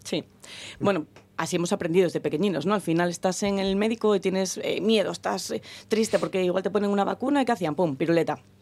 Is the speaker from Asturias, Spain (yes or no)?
yes; Gijón, Asturias, Spain; Los que somos de Gijón